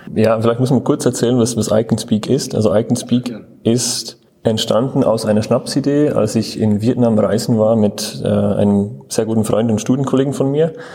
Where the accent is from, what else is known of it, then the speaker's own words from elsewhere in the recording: Switzerland; now in Munich, Germany; ich komme ursprünglich aus der Schweiz